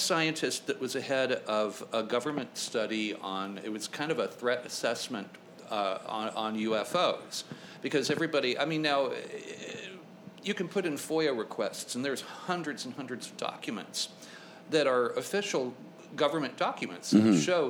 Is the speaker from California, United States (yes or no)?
yes; Thousand Oaks, California, United States; born or raised there; also born or lived in Santa Monica, California / Venice, Los Angeles